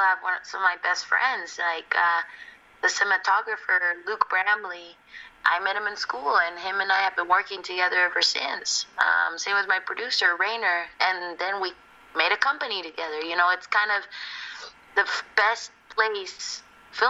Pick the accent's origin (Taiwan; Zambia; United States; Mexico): Mexico; Mexico City; moved away; that's like all my childhood, like growing up in Mexico City.